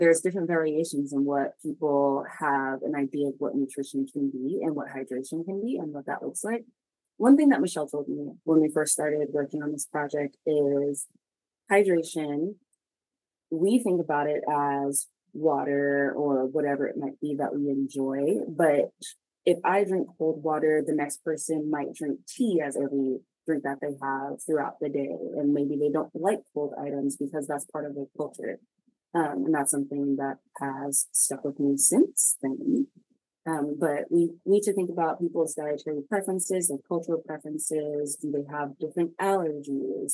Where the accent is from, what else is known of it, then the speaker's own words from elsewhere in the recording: New York, United States; moved away as an adult; now in Houston, United States; I am originally from New York and moved down here specifically to get my schooling